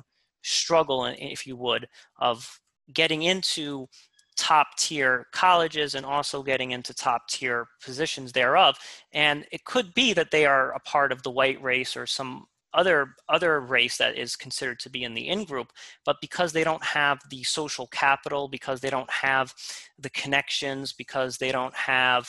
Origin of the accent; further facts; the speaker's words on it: New York City, New York, United States; I grew up in Queens